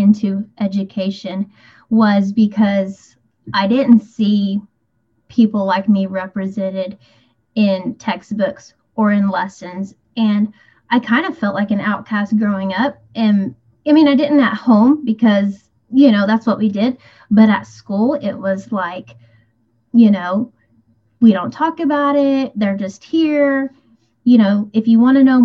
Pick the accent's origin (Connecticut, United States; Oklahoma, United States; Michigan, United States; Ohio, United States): Oklahoma, United States; Ada; I grew up in Ada, Oklahoma